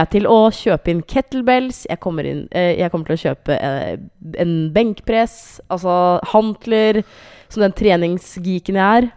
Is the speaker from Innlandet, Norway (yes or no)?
yes; Hamar, Innlandet, Norway; jeg er fra Hamar